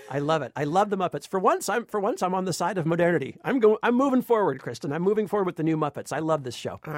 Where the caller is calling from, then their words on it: Dartmouth, Massachusetts, United States; I'm calling from Dartmouth, Massachusetts.